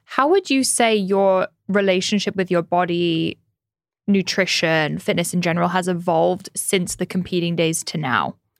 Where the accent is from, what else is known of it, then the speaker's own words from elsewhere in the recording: United Kingdom; I'm British